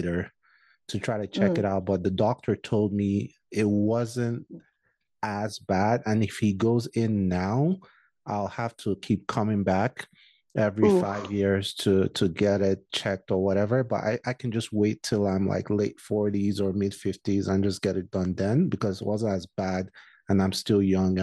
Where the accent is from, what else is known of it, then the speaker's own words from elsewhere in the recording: Nigeria; moved away; as a Nigerian